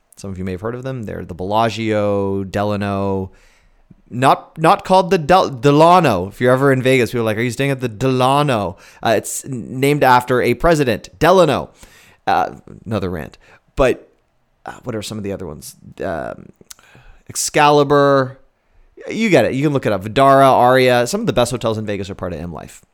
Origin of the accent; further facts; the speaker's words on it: Canada; also born or lived in Fargo, North Dakota / Buffalo, New York; as a Canadian, I, I have healthcare in Canada.